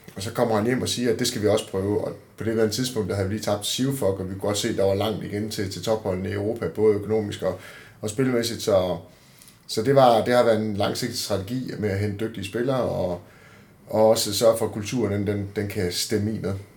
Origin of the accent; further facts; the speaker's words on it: Denmark; som danskere